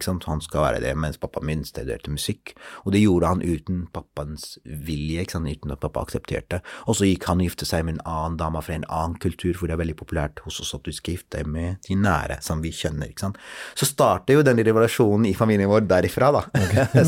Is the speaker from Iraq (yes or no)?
yes; Mosul, Nineveh, Iraq; moved away as an adult; now in Oslo, Norway; jeg er eh, opprinnelig fra Irak. Født og oppvokst der.